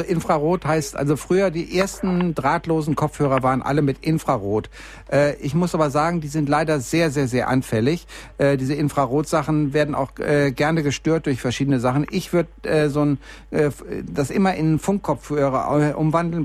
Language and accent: German; Bielefeld, North Rhine-Westphalia, Germany; now in Munich, Germany; ich komme ja nur eigentlich aus Bielefeld, bin aber hier in München gelandet und mich kriegen hier auch keine zehn Pferde mehr weg